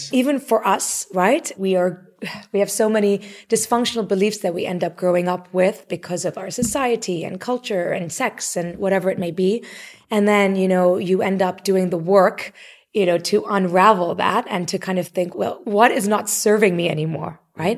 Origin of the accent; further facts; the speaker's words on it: Nairobi, Kenya; moved away; also born or lived in Canada; Even though I was born in Canada, I grew up in Nairobi. That was home